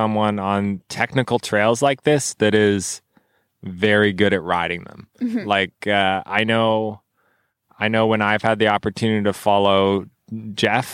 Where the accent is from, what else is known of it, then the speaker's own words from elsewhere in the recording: Nova Scotia, Canada; I'm from Nova Scotia.